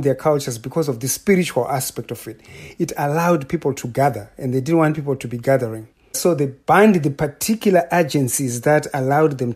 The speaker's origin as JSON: {"language": "English", "country": "Zimbabwe", "also_born_or_lived": "Idaho / Edmonton", "moved": "as an adult", "lives_now": "Massachusetts, United States", "said": "I'm from Zimbabwe."}